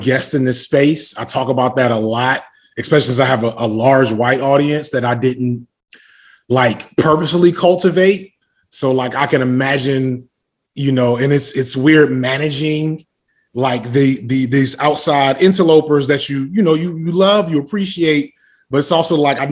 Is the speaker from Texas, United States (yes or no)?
no; Chicago, Illinois, United States; I am originally from Chicago